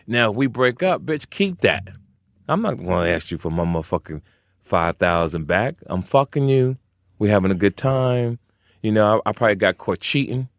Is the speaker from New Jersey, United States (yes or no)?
yes; Jersey City, New Jersey, United States; moved away as an adult; also born or lived in Arizona / California; I'm originally from Jersey City, New Jersey, Brick City